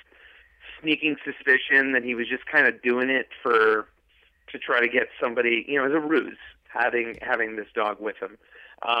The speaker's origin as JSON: {"language": "English", "area": "Long Island", "region": "New York", "country": "United States", "tie": "born or raised there", "said": "I grew up in Long Island"}